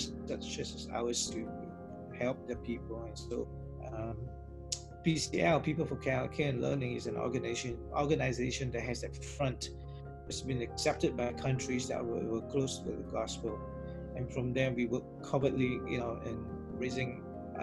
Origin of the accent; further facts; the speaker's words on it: Singapore; I look Chinese, but I'm Singaporean, so I'm not from China